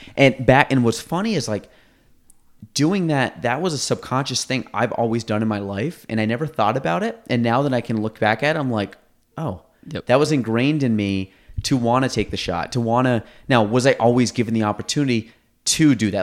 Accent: Chazy, New York, United States; we grew up in Chazy

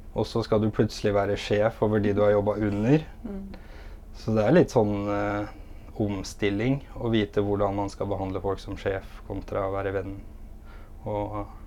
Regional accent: Innlandet, Norway; moved away; jeg er fra Innlandet

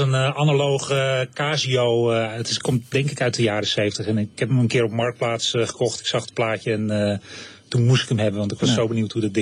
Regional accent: Zierikzee, Zeeland, Netherlands; moved away as an adult; now in Utrecht, Netherlands; Ik ben een geboren en getogen Zeeuw. Ik kom uit uh, eh, Zierikzee oorspronkelijk. Maar ik ben net als Bert... Eh, Import. ja, om 18e naar Utrecht verhuisd en nooit meer nou nu weggekomen daar.

